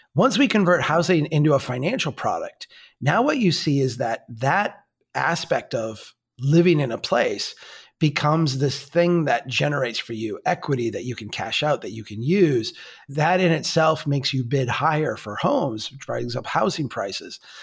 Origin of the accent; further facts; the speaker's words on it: Minnesota, United States; we're from Minnesota